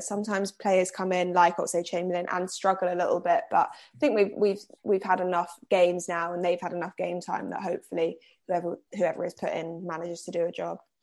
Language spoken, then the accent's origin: English; Cambridge, East of England, United Kingdom; moved away; I'm not originally from here. I'm originally from Cambridge